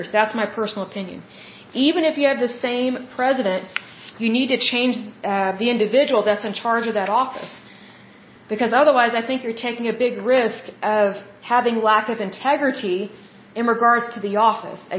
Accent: United States; as the American people

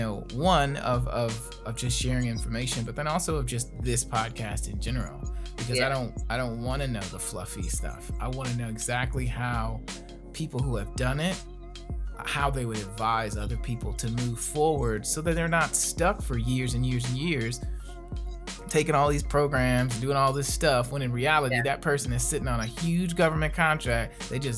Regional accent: Gary, Indiana, United States; one particular spot on Broadway where I grew up in Gary, Indiana

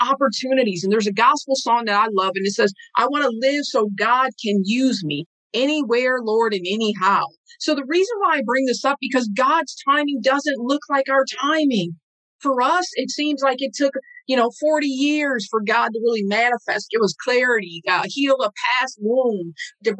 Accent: Saint Paul, Minnesota, United States; I'm from a small community, a small hometown here in Rondo

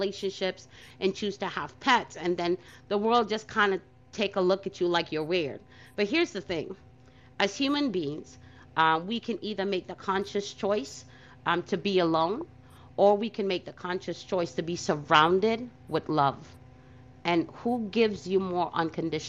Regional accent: New York City, New York, United States; growing up in Brooklyn

